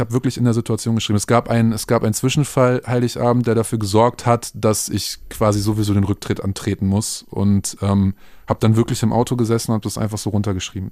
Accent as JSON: {"language": "German", "town": "Minden", "region": "North Rhine-Westphalia", "country": "Germany", "tie": "born or raised there", "moved": "yes", "lives_now": "Berlin, Germany", "said": "Minden meine Heimatstadt"}